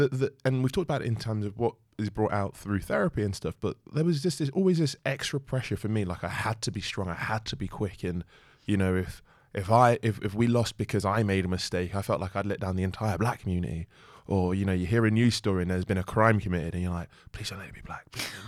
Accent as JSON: {"language": "English", "region": "South East England", "country": "United Kingdom", "tie": "born or raised there", "said": "I did a lot of growing up in Kent."}